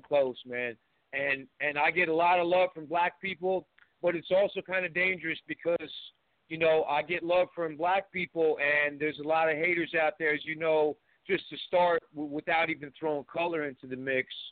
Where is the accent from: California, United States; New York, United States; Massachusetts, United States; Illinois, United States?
Massachusetts, United States; Cambridge; I grew up in in Cambridge, Massachusetts, Western Western Square, in, the, in the mid 70s